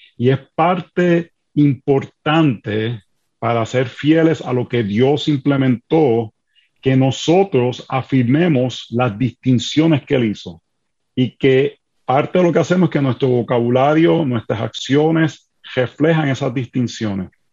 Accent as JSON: {"language": "Spanish", "country": "Puerto Rico", "moved": "yes", "lives_now": "Washington DC, United States", "said": "Soy puertorriqueño, así que me perdonan las R, las S, eh, el hablar rápido cuando nos emocionamos"}